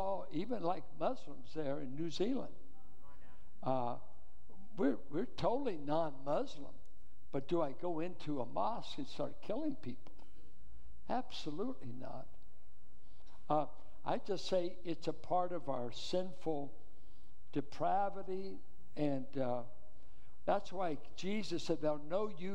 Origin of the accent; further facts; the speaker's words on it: Richmond, California, United States; I grew up in Richmond schools in the Iron Triangle.